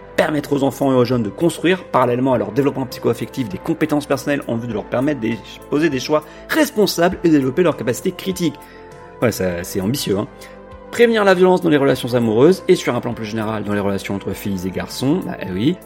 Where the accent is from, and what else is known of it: France